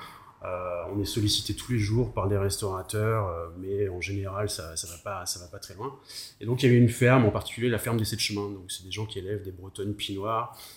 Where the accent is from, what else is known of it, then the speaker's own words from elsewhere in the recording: Périgord, Nouvelle-Aquitaine, France; now in Nantes, France; je viens du, du, du Périgord